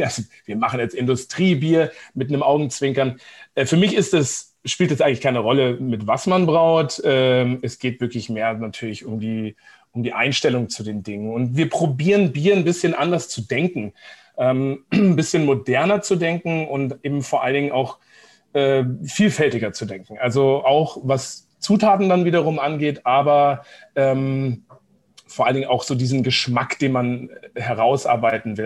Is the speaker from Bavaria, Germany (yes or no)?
yes; Seeshaupt, Bavaria, Germany; moved away as an adult; also born or lived in Giessen, Hesse / Munich / Coburg / Vancouver, Canada; now in Nuremberg, Germany; ich bin geboren eigentlich in Gießen, in Hessen tatsächlich, und aber mit zwei, drei Jahren sind wir dann ähm, mit Vater und Mutter nach, äh, genau, nach, nach äh, Oberbayern gezogen, nach Seeshaupt am Starnberger See, ganz im Süden.